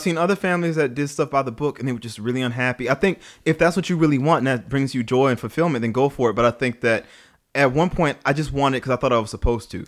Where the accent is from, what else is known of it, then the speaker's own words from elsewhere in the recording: New Orleans, Louisiana, United States; I grew up in New Orleans